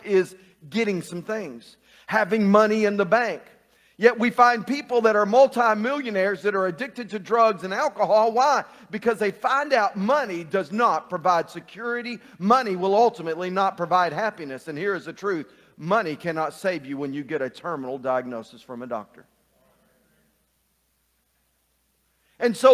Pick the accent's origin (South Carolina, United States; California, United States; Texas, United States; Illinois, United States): Texas, United States; Burkett; When I was a kid growing up in Burkett, Texas, I spent a few years living in a little town called Burkett, Texas, just right outside of Cross Plains, Texas.